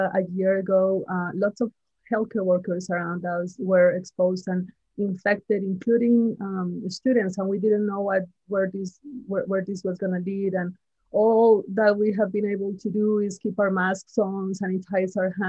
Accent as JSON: {"language": "English", "town": "Sacramento", "region": "California", "country": "United States", "tie": "born or raised there", "also_born_or_lived": "Irvine, California", "said": "I go to school in UC Irvine, but my hometown is in Sacramento."}